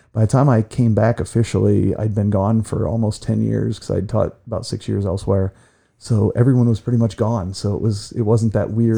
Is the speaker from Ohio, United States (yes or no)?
yes; Ashland, Ohio, United States; also born or lived in Clyde, Ohio; I was born here in Ashland at Samaritan Hospital. Swore I'd never stay left for a while, got robbed by my neighbors on my first teaching job, and moved back home